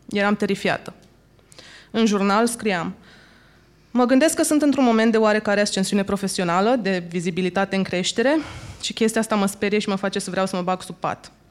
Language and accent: Romanian; Suceava, Suceava County, Romania; am încheiat o călătorie de 12 zile la Suceava, unde mi-am documentat familia și orașul natal